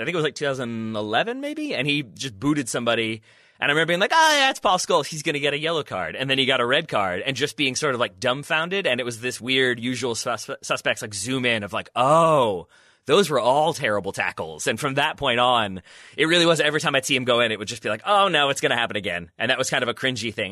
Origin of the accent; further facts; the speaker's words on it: United States; me as an American